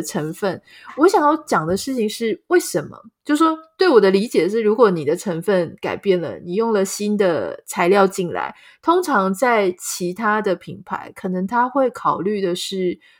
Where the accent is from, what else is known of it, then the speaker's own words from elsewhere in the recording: Pingtung County, Taiwan; 我自己也是屏东人嘛，所以小时候玩一玩真的还有这种摔到田里然后脚拔不起来的那种经验